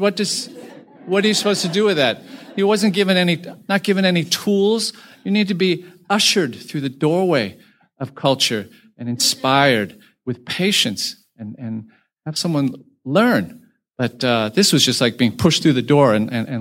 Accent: United States; My parents were originally from China and moved to Taiwan and moved to the United States

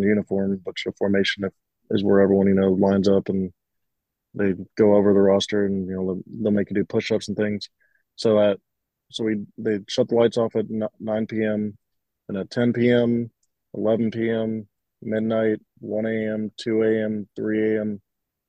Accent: Myrtle Beach, South Carolina, United States; I grew up in Myrtle Beach, South Carolina

